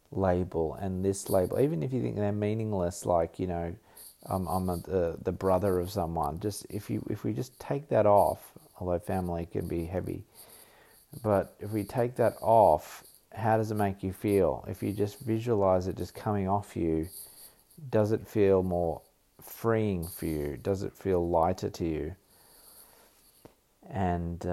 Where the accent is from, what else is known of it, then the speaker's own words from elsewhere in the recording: Australia; I am Australian